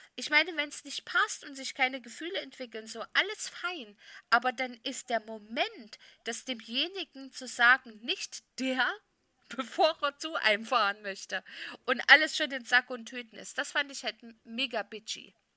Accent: Saxony, Germany; meinem Heimatbundesland Sachsen

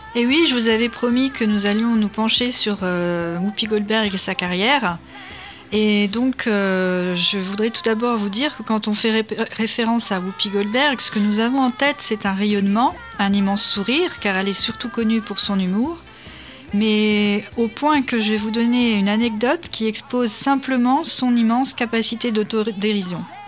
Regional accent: France; nous, en tant que Français

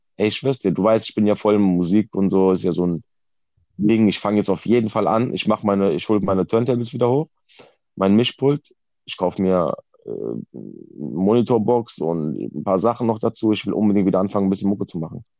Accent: Germany; ich bin in Deutschland geboren, weil meine Eltern auch nach Deutschland gekommen sind, ja. So. Ich bin direkt hier geboren

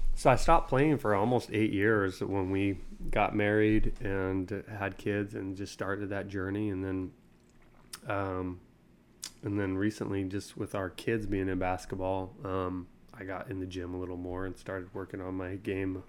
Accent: Utah, United States; moved away as an adult; now in Tennessee, United States; Born and raised in Utah.

